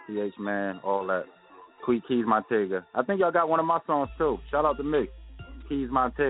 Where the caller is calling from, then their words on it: Philadelphia, Pennsylvania, United States; I'm calling from North Philly.